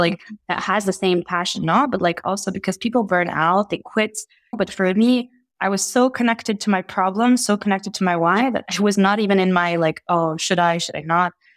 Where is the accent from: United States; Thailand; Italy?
Italy; moved away; also born or lived in Egypt / Oxford / Geneva; I grew up in Italy. I'm Egyptian Italian. I spent most of my childhood in Italy